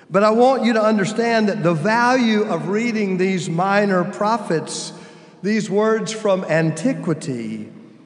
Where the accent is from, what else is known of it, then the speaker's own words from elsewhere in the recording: United States; I'm old enough to know what the Cold War meant to children growing up in the United States in the 60s and 70s